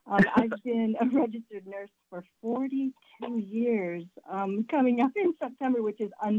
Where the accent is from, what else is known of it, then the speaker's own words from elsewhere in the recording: Michigan, United States; moved away; So I'm originally from Michigan, so I spent my first couple of years in Michigan